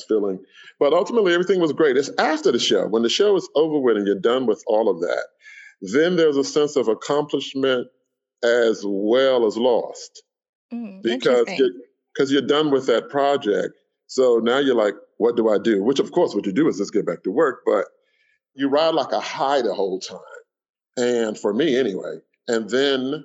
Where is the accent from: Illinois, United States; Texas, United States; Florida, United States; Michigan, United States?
Florida, United States; Miami; I grew up in Miami